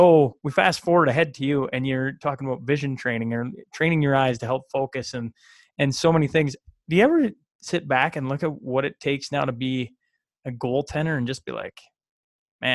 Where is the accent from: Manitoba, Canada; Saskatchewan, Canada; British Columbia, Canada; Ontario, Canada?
Saskatchewan, Canada; Hillmond; I was moved back to where I grew up in Hillmont